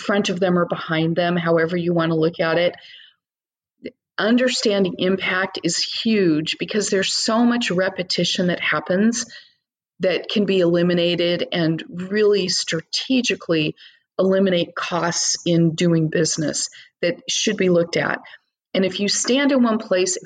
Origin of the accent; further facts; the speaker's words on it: United States; being an American